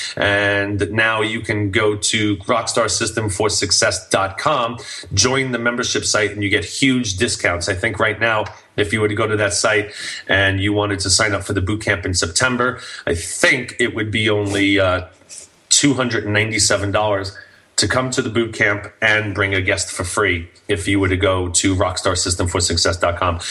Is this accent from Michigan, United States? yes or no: no; New York City, New York, United States; now in Santa Clarita, United States; I'm from New York City, so I, you know, all my family will be there and everything, and, and I get to go home